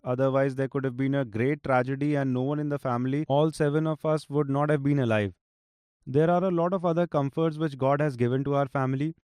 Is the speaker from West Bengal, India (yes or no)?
no; Pehowa, Haryana, India; I am from Tehsil Pehwa, Zilla Kurukshetra